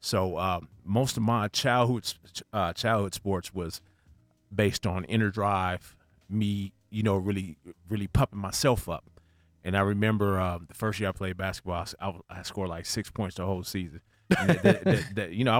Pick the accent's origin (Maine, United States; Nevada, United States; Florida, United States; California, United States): California, United States; Rialto; moved away; also born or lived in Los Angeles, California; I was raised in Rialto, California